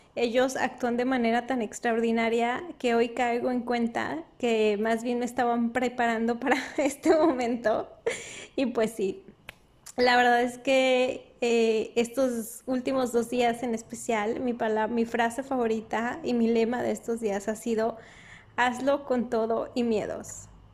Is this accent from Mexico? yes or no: yes; Durango, Mexico; moved away; yo soy norteña del norte de México, de Durango, Durango